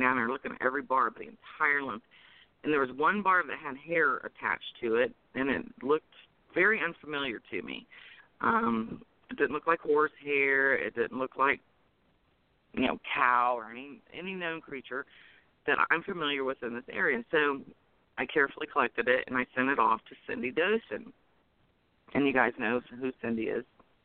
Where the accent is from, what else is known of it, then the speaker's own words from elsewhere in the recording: North Carolina, United States; moved away; I'm from North Carolina originally